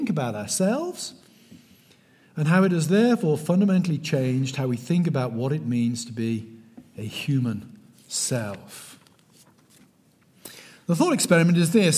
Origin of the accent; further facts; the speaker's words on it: South West England, United Kingdom; moved away as an adult; now in United States; I'm not from Texas. I'm from the West Country of England. I emigrated in 2001. I've been here 21 years.